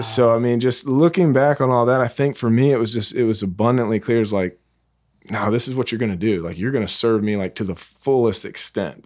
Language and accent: English; South Carolina, United States; now in North Carolina, United States; it's only forty-five minutes away from where I grew up in South Carolina